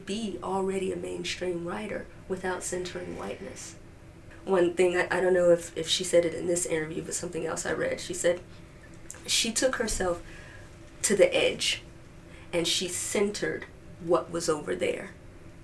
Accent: Chicago, Illinois, United States; I grew up just enshrined in Blackness. I mean, it doesn't get much Blacker on the south side of Chicago

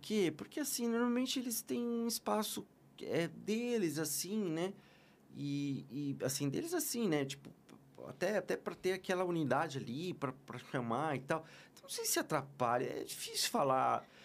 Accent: Osasco, São Paulo, Brazil; Sou de São Paulo, sou de São Paulo. Eu sou nato de Osasco, cidade de, de louco

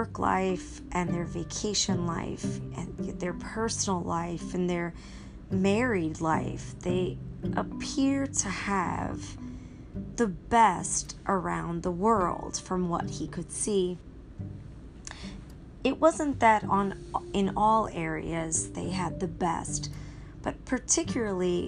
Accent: United States; So I was born in America, and I've lived most of my life in America.

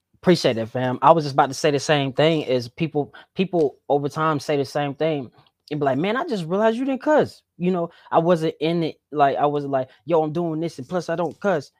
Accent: the South, United States; I was from the South

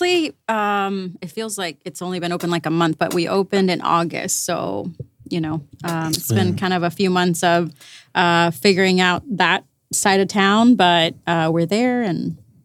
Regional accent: Mexico; moved away; I'm from Mexico, but border town like you are.

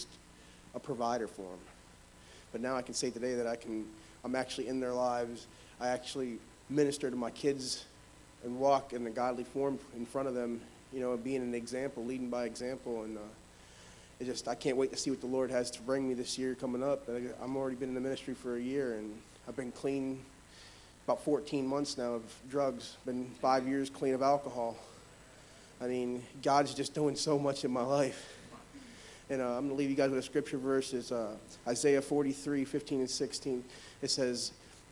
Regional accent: North Port, Florida, United States; from Northport, Florida

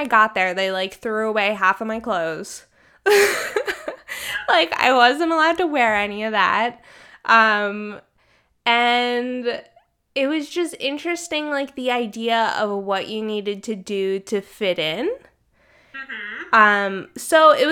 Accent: Maryland, United States; I'm from the East Coast, I'm from Maryland, like really close to Washington, D.C.

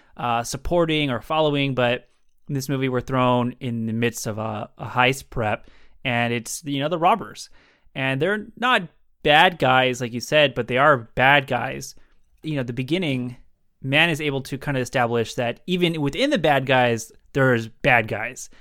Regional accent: San Diego, California, United States; San Diego, my hometown

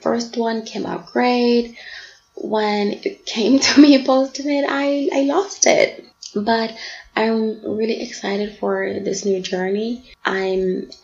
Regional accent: South Africa; also born or lived in Bangkok, Thailand / Durban; I am from South Africa. I'm 25 years old and I currently live in Durban.

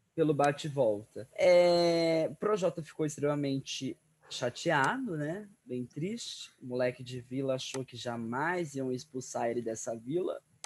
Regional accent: Araçatuba, São Paulo, Brazil; a cidade de Aracatuba, cidade onde eu nasci. Minha cidade inteira

